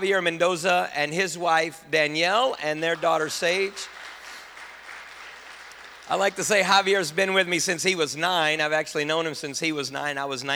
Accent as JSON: {"language": "English", "country": "United States", "said": "I'm an American in my body, but I'm Latino, I'm Honduran in my heart."}